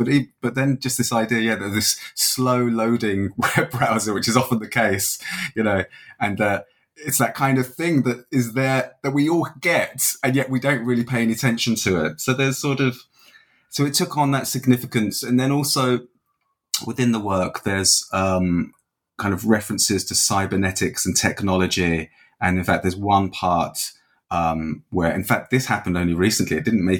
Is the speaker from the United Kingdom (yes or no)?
yes; England, United Kingdom; now in Dublin, Ireland; So as you said, I'm living in Dublin. I'm from England originally, but I've been here sort of more than half my life now